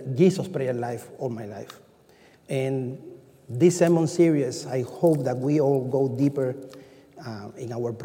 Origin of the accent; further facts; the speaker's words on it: Cuba; moved away; I'm from Cuba